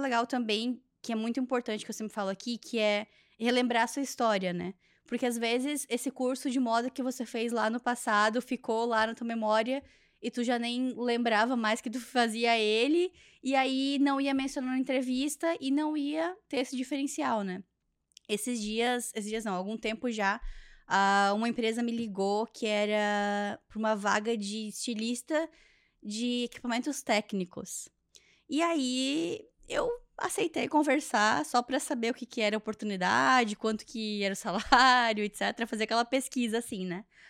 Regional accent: Joinville, Jaraguá do Sul, Santa Catarina, Brazil; moved away as an adult; now in Canada; lá na minha região é assim, lá no sul do Brasil, lá em Joinville, Jaraguá do Sul

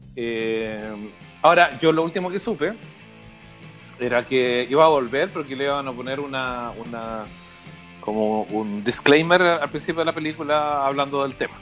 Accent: Chile; como chilenos

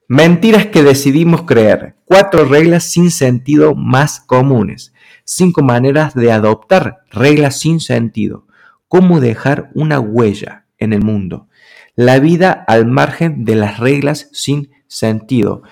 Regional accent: Argentina; yo soy argentino

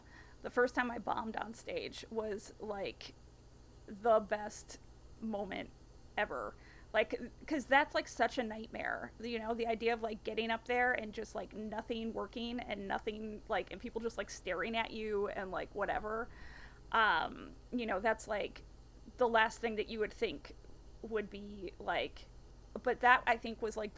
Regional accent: East Coast, United States; also born or lived in Los Angeles; now in New York, United States; I'm from the East Coast

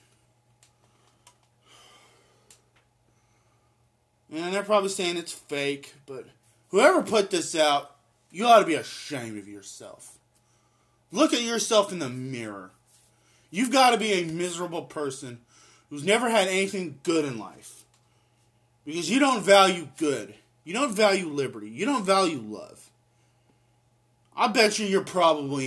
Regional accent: United States; I'm an American

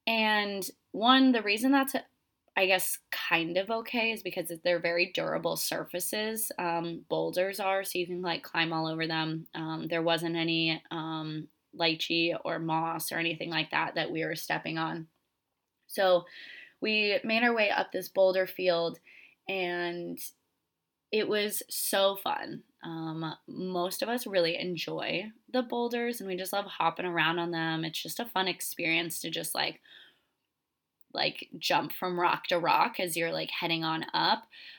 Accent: Florida, United States; moved away as an adult; I came from Florida. I came from a very flat state, and I love Florida. I will always go back there. It's such a fun place. But I knew I was going to move to the mountains only in my early 20s.

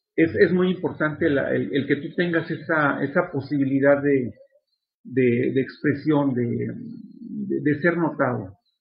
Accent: Mexico; soy de Ciudad Mesa este, y, toda mi vida he vivido en Ciudad Mesa. y pues soy mexicano de nacimiento

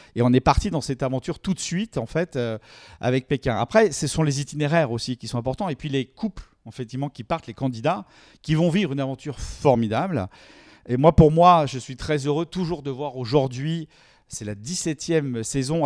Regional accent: France; on est français

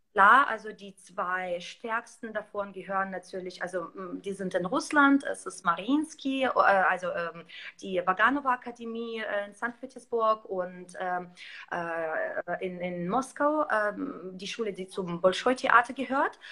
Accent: Belarus; moved away; ich komme ursprünglich aus Weißrussland

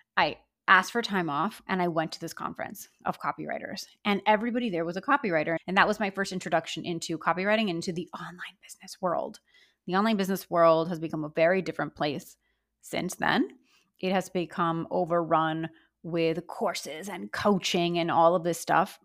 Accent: Miami, Florida, United States; I grew up in Miami.

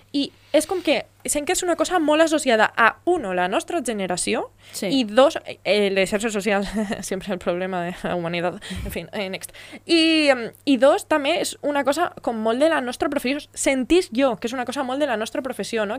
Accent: Navarrés, Valencian Community, Spain; soy de Navarrés

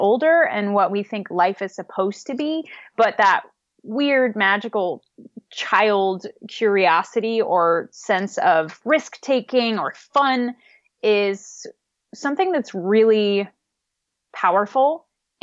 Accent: the Midwest of the U.S., United States; I grew up in the Midwest of the U.S., so a part of the country that's pretty flat

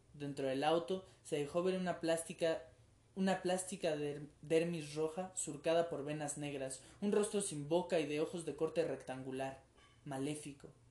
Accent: Mexico; nuestra cultura colectiva como mexicanos

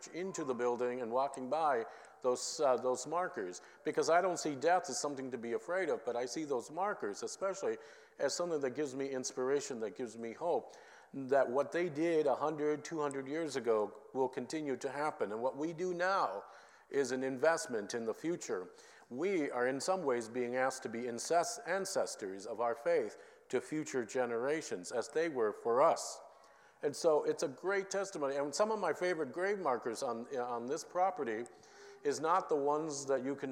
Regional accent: Minneapolis, Minnesota, United States; growing up in Minneapolis

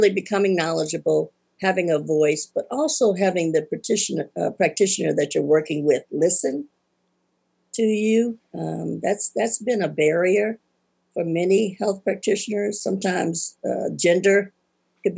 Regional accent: Atlanta, Georgia, United States; now in Tuscaloosa, United States; I'm from Atlanta, Georgia

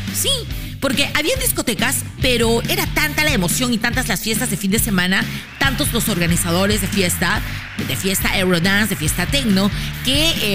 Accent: Peru; soy una locutora peruana feliz

